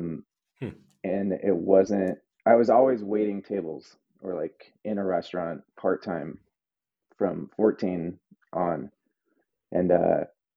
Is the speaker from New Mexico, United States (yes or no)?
yes; Albuquerque, New Mexico, United States; moved away as an adult; now in Brooklyn, United States; I grew up outside of Old Town Albuquerque